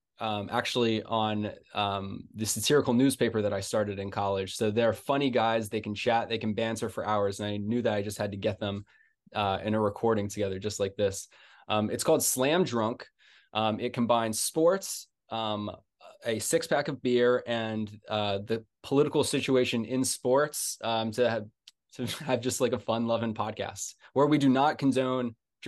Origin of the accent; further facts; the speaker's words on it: Philadelphia, Pennsylvania, United States; I'm from Philly originally.